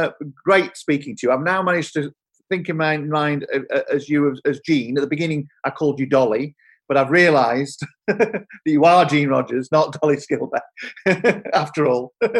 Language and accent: English; Yorkshire and the Humber, United Kingdom; because I grew up in Yorkshire, and you know, Emmerdale was the same. My soap up the road